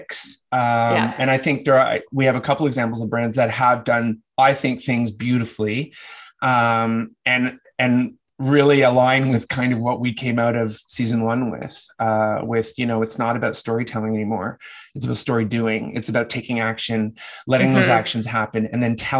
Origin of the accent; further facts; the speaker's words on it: Canada; as a Canadian